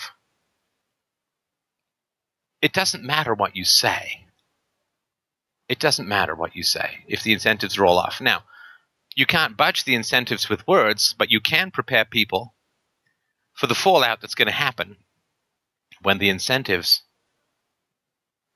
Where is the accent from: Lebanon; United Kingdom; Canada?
United Kingdom; England; also born or lived in Ireland; I was born in Ireland, but I grew up in England in the 70s.